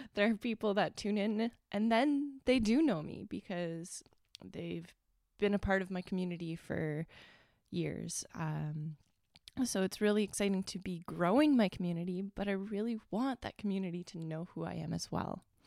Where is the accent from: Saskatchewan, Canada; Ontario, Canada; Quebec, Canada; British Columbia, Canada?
Ontario, Canada; Northern; I am from Northern Ontario